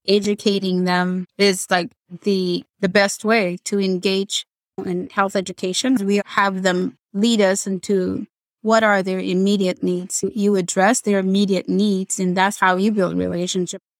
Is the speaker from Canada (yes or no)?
no; Ethiopia; English is a second language; moved away; I'm from Ethiopia